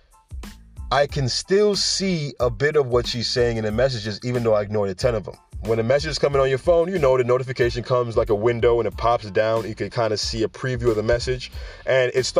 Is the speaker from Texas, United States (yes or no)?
no; New York City, New York, United States; where I'm from the Bronx, all right? I'm from New York City